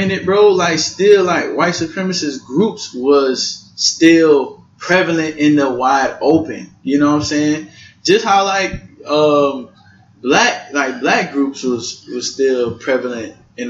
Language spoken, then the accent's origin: English; Louisiana, United States; Like, okay, I'm from Louisiana.